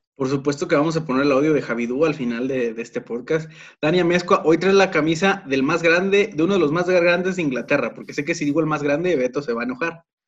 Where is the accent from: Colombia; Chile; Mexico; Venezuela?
Mexico; Guadalajara, Jalisco; soy tapatío